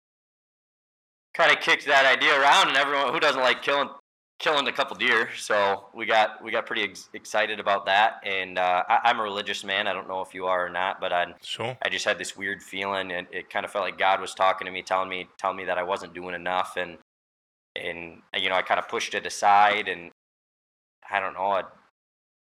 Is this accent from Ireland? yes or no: no; Holland, Michigan, United States; I'm from Holland, Michigan, so West Michigan.